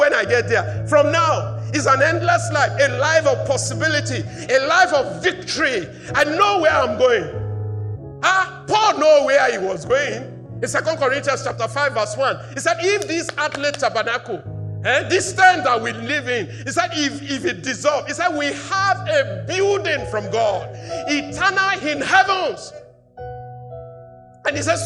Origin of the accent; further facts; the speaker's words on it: Nigeria; I'm a Nigerian. I live under the constitution of Nigeria